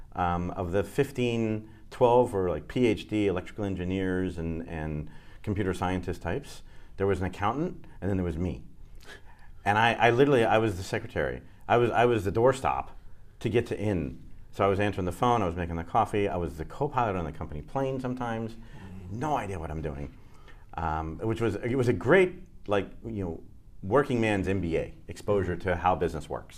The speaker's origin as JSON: {"language": "English", "town": "New Orleans", "region": "Louisiana", "country": "United States", "tie": "born or raised there", "also_born_or_lived": "Sacramento / New Jersey", "moved": "yes", "said": "when we were four, we moved to New Orleans, and I grew up in New Orleans"}